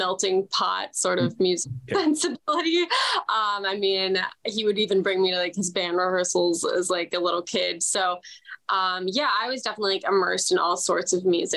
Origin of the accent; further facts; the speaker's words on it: South Bay, Southern California, United States; I grew up in that bubble of beach towns.